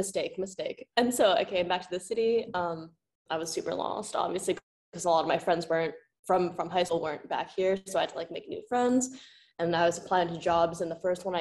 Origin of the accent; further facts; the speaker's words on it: New York City, New York, United States; also born or lived in Hunan, China; I grew up in Park Slope